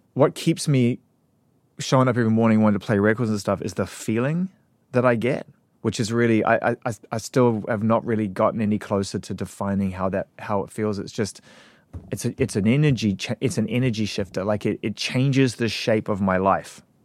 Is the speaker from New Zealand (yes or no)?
yes; New Zealand; moved away as an adult; also born or lived in United Kingdom; I was from New Zealand.